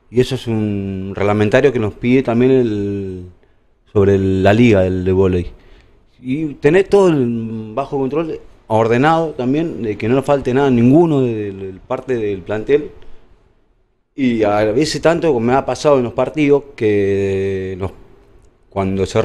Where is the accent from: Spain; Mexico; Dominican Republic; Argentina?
Argentina; La Plata, Buenos Aires Province; also born or lived in La Pampa; Y ahí, eh, bueno, chiquito, me crié más que en La Plata que en La Pampa.